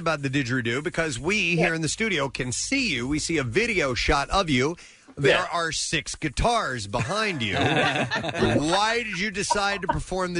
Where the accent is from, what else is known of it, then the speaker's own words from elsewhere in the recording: Medford, New Jersey, United States; now in Morristown, United States; I grew up in Medford, New Jersey, currently reside in Morristown, New Jersey. But 10 years ago, I got to live and work in Australia.